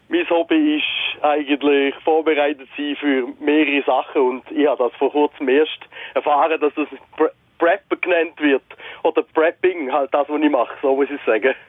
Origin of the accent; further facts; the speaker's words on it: Switzerland; bei uns in der Schweiz